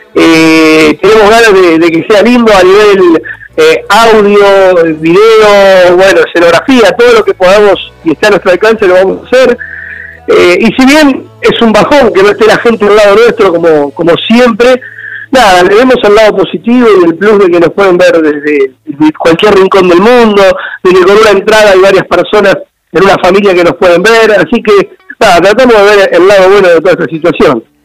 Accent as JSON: {"language": "Spanish", "town": "La Plata", "region": "Buenos Aires Province", "country": "Argentina", "said": "yo soy de La Plata, porque va a estar mi gente"}